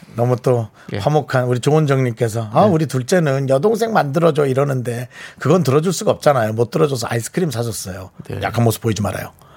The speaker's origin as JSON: {"language": "Korean", "town": "Gangneung", "region": "Gangwon", "country": "South Korea", "moved": "yes", "lives_now": "Seoul, South Korea"}